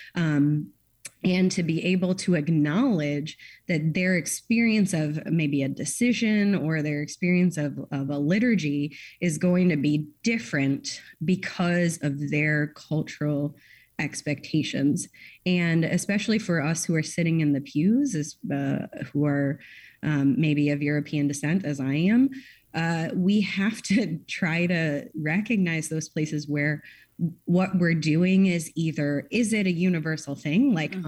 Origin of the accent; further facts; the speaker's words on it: United States; as an American